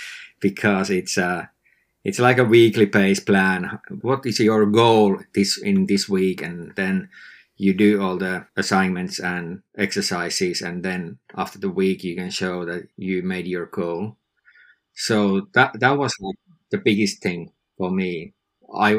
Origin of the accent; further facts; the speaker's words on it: northern Finland, Finland; I live in Finland, northern Finland